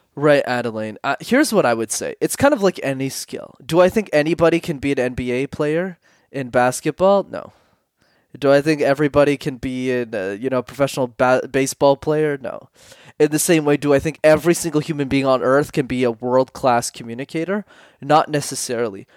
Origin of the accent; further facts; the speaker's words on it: Montreal, Quebec, Canada; I grew up in Montreal, which is a city in Canada where you need to know how to speak French.